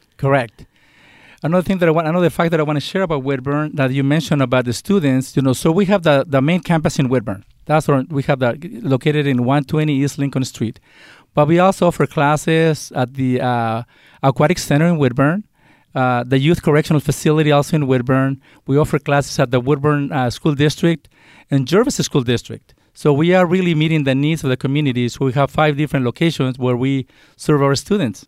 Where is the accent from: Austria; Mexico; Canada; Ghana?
Mexico; English is a second language; also born or lived in California; now in United States; I was born and raised in Mexico